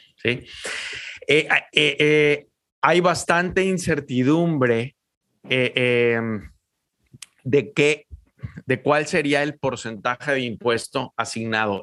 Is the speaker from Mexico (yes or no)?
yes; Mexico; los mexicanos éramos los raros